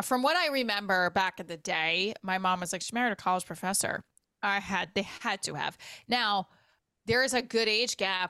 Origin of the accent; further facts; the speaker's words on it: Clifton, New Jersey, United States; also born or lived in Paterson, New Jersey; now in Nutley, United States; I'm in Nutley, and I grew up in Clifton, Patterson.